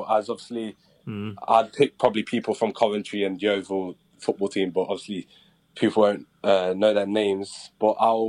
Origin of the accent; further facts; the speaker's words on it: Jamaica; Probably, obviously I'm Jamaican, so probably my dad's Jamaican food when I go back home.